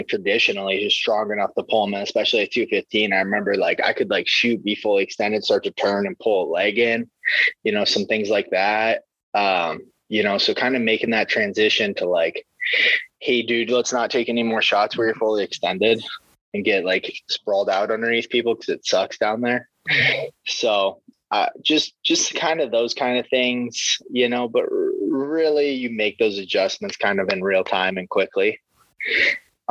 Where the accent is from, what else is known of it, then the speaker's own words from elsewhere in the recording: Waverly, Iowa, United States; I just needed to get away from my hometown